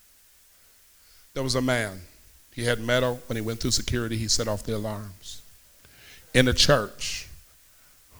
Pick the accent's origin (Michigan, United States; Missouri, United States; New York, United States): Missouri, United States; I'm from Missouri